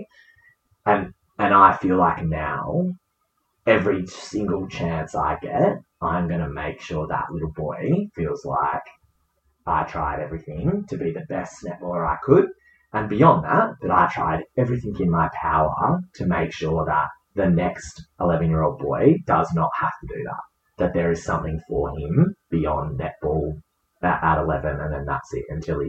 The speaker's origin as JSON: {"language": "English", "region": "Western Australia", "country": "Australia", "said": "as an Australian netballer, as a WA netballer"}